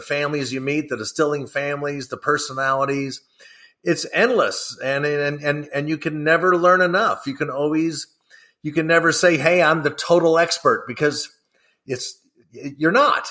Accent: Kentucky, United States; I was born and raised here in Kentucky

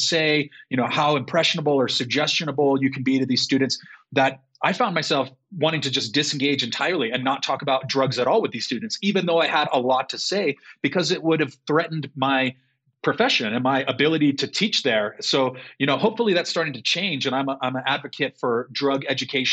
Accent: Chula Vista, California, United States; as a native Californian

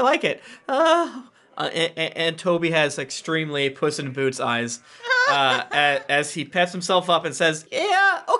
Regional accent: Florida, United States; I'm from Florida.

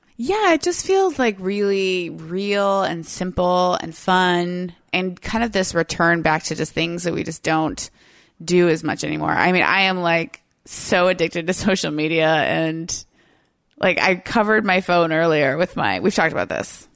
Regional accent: Florida, United States; now in Seattle, United States; I'm from the South, I'm from Florida

